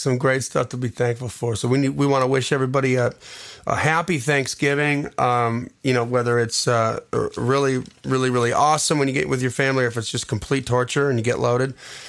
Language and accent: English; Wisconsin, United States; I'm from Wisconsin, and I can tell you where to find it.